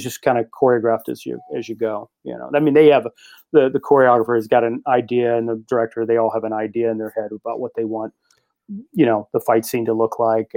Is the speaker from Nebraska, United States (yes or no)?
no; Louisville, Kentucky, United States; moved away; my hometown of Louisville